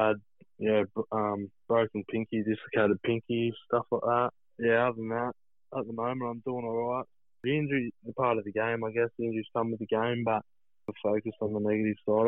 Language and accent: English; Central Coast, New South Wales, Australia; moved away as an adult; also born or lived in Manly, Australia; now in Newcastle, Australia; I've moved to Newcastle, but I grew up on the Central Coast there, and I loved it.